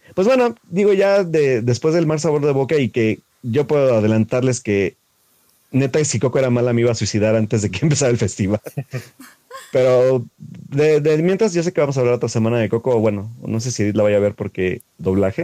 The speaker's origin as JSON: {"language": "Spanish", "country": "Mexico", "said": "como mexicano"}